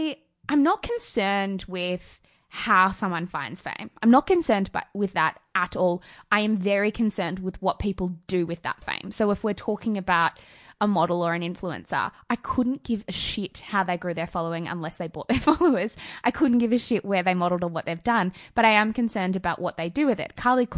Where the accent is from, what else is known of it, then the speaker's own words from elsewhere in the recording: Australia; We are white. We grew up in homes. We grew up in Australia.